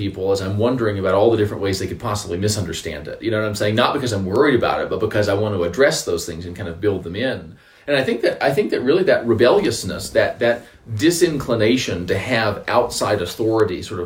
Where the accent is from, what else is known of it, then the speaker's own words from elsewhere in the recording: North Carolina, United States; I'm from North Carolina, which is, I guess, it's the South